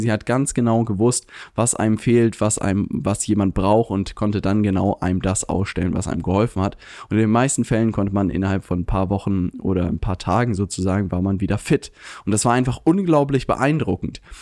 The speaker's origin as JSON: {"language": "German", "town": "Lübeck", "region": "Schleswig-Holstein", "country": "Germany", "moved": "yes", "said": "komme ich ursprünglich aus Lübeck"}